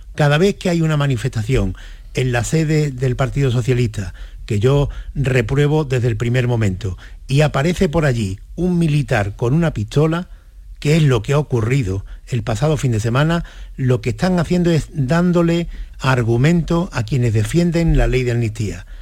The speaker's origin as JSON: {"language": "Spanish", "country": "Spain", "said": "como españoles"}